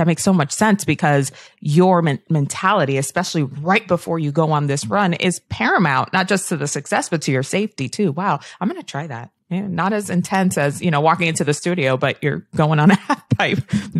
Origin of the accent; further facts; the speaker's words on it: Florida, United States; now in Los Angeles, United States; I came from South Florida where it rained all the time.